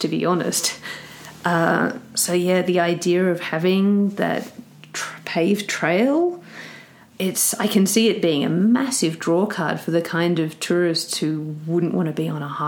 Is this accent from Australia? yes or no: yes; Australia; now in Canmore, Canada; In Australia, I grew up saying …. I've got into the habit of saying … over in Canada just because my accent confuses people